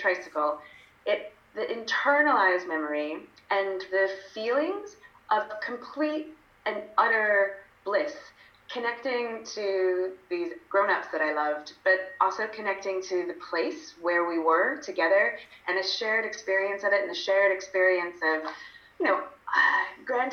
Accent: United Kingdom; also born or lived in London; I'm British, so I spent most of my adult life in London

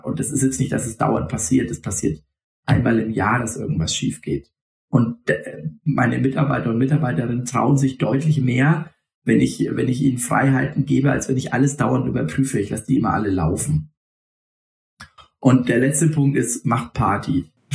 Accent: Franconia, Bavaria, Germany; aus dem Fränkischen, wo ich herkomme

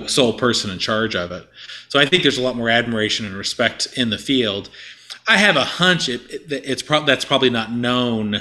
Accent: Tulsa, Oklahoma, United States; moved away; I came from Tulsa Union, did my student teaching

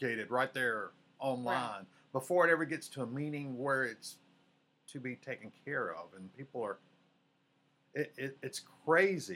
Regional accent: Mississippi, United States; moved away as an adult; also born or lived in Louisiana / Georgia / Alabama; I was born in Mississippi, but I've served in Louisiana, Georgia, Alabama

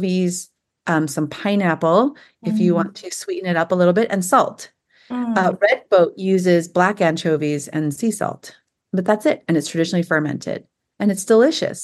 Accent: San Jose, California, United States; moved away as an adult; also born or lived in Walnut Creek, California; now in Tennessee, United States; my husband and I both born and raised in Silicon Valley, San Jose

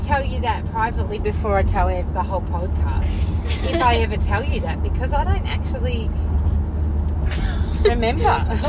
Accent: Moorabbin, Victoria, Australia; I was from Moorabbin

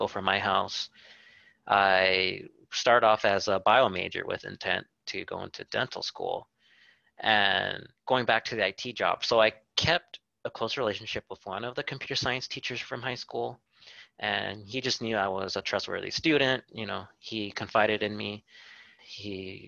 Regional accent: Whittier, California, United States; I grew up here in Whittier and still currently live here

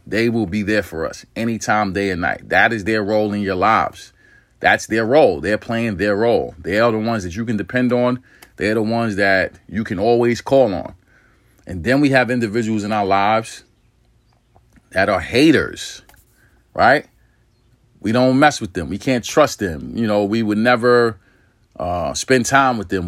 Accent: New York City, New York, United States; I'm from New York City

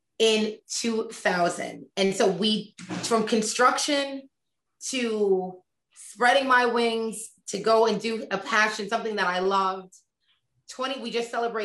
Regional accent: Connecticut, United States; also born or lived in Boston; born and raised in Connecticut, college, Boston

